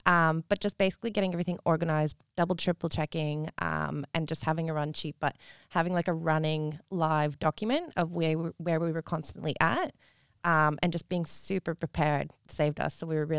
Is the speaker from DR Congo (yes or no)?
no; Canada; now in Perth, Australia; I'm from Canada.